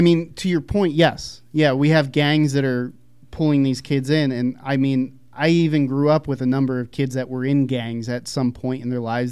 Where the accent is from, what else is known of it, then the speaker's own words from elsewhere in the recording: Philadelphia, Pennsylvania, United States; I grew up in Philadelphia